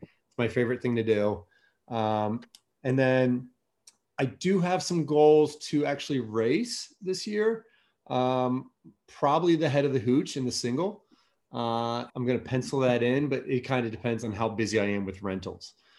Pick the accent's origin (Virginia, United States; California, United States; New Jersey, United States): Virginia, United States; Alexandria; I grew up in Old Town Alexandria